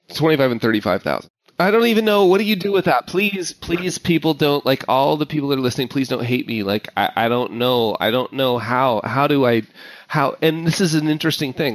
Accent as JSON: {"language": "English", "town": "Park City", "region": "Utah", "country": "United States", "tie": "born or raised there", "moved": "yes", "said": "my hometown, Park City, Utah. Like I, I grew up there"}